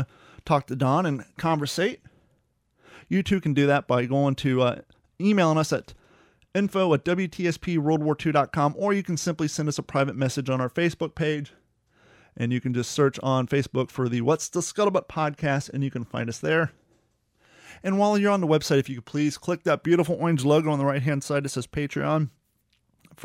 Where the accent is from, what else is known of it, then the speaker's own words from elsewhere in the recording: Ohio, United States; I'm from Ohio. My relatives are actually from Chillicothe.